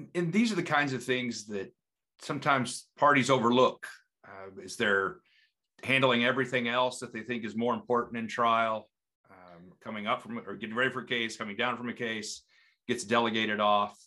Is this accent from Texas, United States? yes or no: yes; Texas Panhandle, United States; my, my life growing up in the Panhandle of Texas